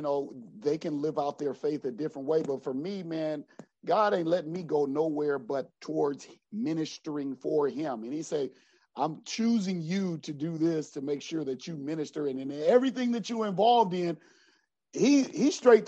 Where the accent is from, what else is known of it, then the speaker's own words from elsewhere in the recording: Los Angeles, California, United States; I'm from South Central